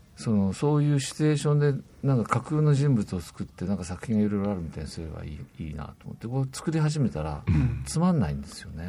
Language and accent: Japanese; Kitakyushu, Fukuoka, Japan; 私北九州出身なんですけども。